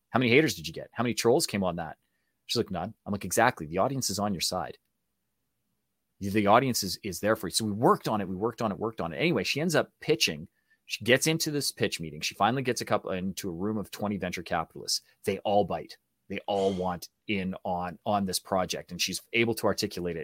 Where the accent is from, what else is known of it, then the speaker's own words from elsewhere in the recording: Canada; accent: Canadian; I am full Canadian